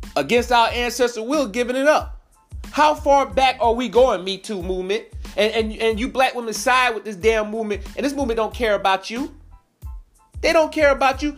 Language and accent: English; New York, United States; now in South Carolina, United States; I'm originally from New York